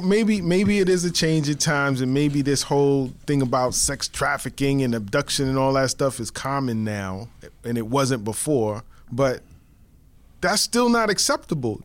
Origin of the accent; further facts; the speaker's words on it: New York City, New York, United States; I grew up in the Bronx, one hundred thirty-eighth Street and Third Avenue